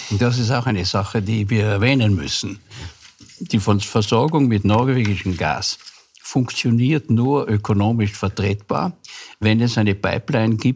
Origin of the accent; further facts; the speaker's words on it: west Austria, Austria; Ich bin im Westen aufgewachsen für mich waren die Russen von vornherein ein Feindbild.